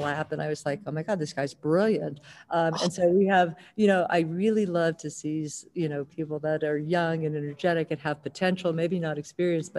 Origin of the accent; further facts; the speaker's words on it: Northeastern Ohio, United States; I grew up in Northeastern Ohio.